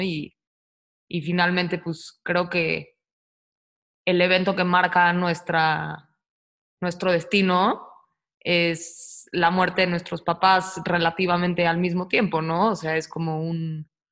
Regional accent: Mexico City, Mexico; moved away as an adult; also born or lived in Australia; yo también nací en la Ciudad de México

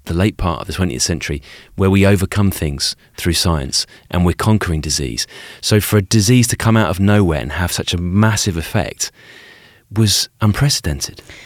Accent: United Kingdom; as a kid growing up in Britain

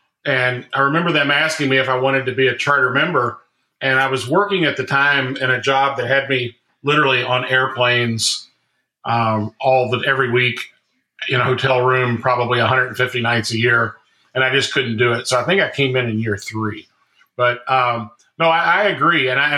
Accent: Kentucky, United States; moved away; it's in my home state of Kentucky

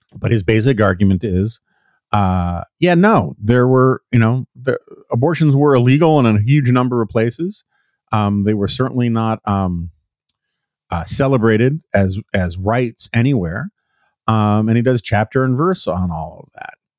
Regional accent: New York City, New York, United States; I grew up in the Upper West Side of Manhattan, famously liberal area.

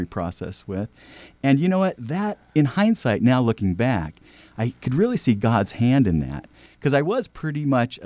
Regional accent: Marysville, California, United States; we grew up in Northern California in a small town called Marysville and out in the rural area

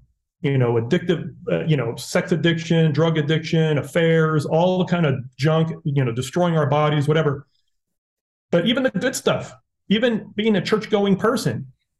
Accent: Dominican Republic; My parents were missionaries. I grew up in the Dominican Republic. So as white boys, I look, I speak fluent Spanish.

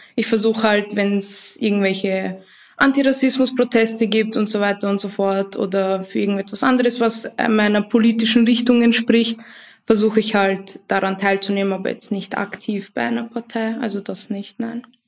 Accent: Vienna, Austria; ich komme aus Wien. Ähm, ich bin auch hier geboren, meine Eltern nicht.

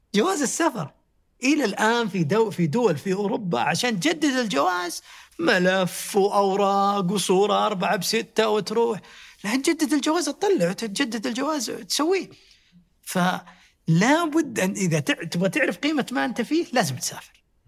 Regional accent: Saudi Arabia; إحنا من السعودية

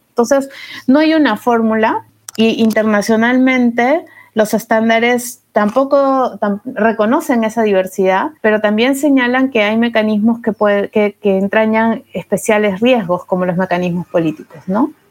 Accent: Peru; soy peruana, estudié Derecho en la Pontificia Universidad Católica del Perú

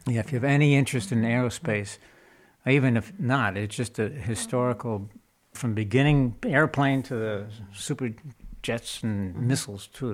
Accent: New York, United States; moved away as an adult; also born or lived in Colorado; now in California, United States; we're from New York

